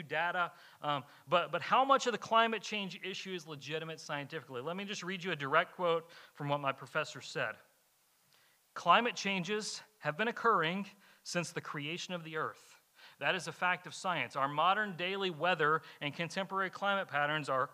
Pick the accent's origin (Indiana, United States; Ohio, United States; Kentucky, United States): Kentucky, United States; moved away; I'm from Kentucky. Coal mining's big up there